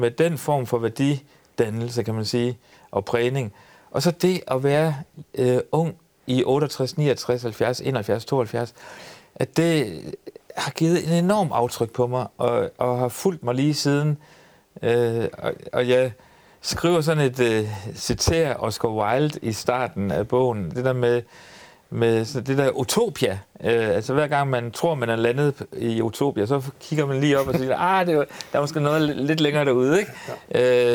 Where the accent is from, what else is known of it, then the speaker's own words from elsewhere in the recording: Ry, Central Denmark Region, Denmark; jeg er født på Ry Højskole